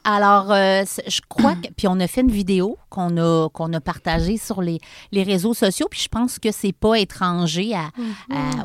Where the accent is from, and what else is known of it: Charny, Quebec, Canada; born or raised there; also born or lived in Montreal